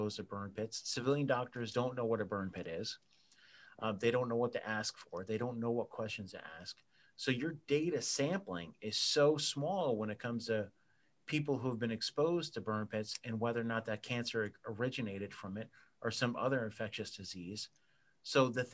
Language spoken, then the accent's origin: English; New Jersey, United States; I grew up in New Jersey